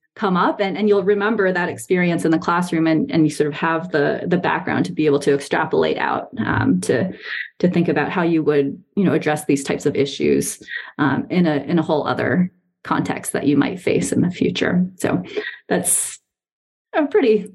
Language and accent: English; Taiwan; moved away as an adult; also born or lived in New York, United States / northeastern United States / Boston, Massachusetts / Bay Area, California; now in Charlottesville, United States; I was born in New York, and my family kind of lived and a couple places around the northeast of the US uh, before we moved to Taiwan when I was seven, which is where my parents are originally from. It's where they still live now. Um, and I was there until the end of high school